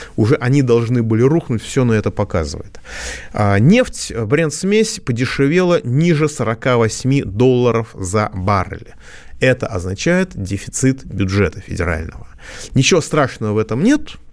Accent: Moscow, Russia; я как москвич

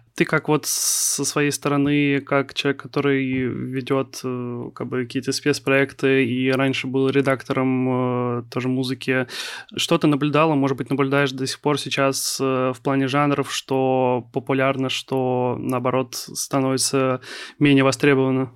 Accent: Kaliningrad, Kaliningrad Oblast, Russia; moved away as an adult; now in Saint Petersburg, Russia; Я сам из Калининграда, но я вот в конце сентября переехал в Питер

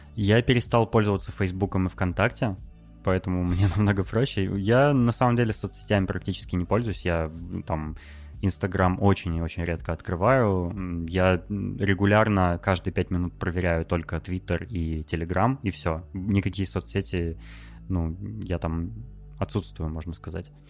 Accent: Novosibirsk, Novosibirsk Oblast, Russia; moved away as an adult; also born or lived in Moscow; недавно я переехал из Москвы в Новосибирск, ну это мой родной город

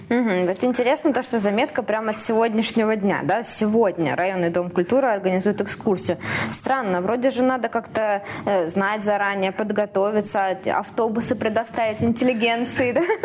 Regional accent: Saint Petersburg, Russia; moved away as an adult; now in Krasnodar, Russia; Я, как петербурженка

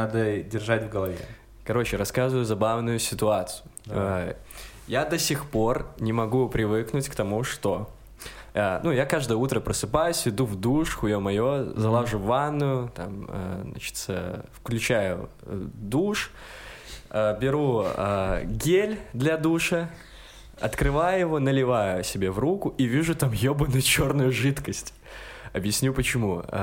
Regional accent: Kamchatka Krai, Russia; Я же, блядь, с Камчатки, там все с ебалом черным.

